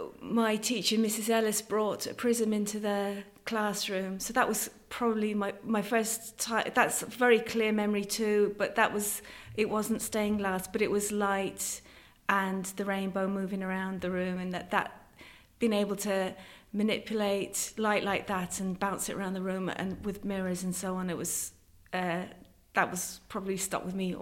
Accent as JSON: {"language": "English", "region": "Connacht", "country": "Ireland", "said": "So I'm not, some people think I'm English because of my accent, but I very much identify as being Irish and being local as well. I've been a Leitrim Roscommon woman."}